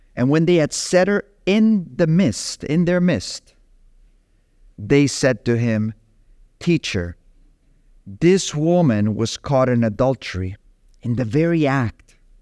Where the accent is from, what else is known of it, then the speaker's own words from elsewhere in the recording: Capdepera, Balearic Islands, Spain; moved away; in my hometown of Catepera